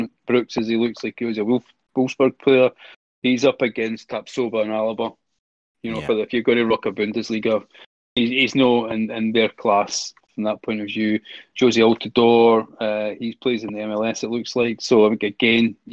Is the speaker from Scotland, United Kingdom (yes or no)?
yes; Scotland, United Kingdom; accent: Scottish; excuse my Scottish French accent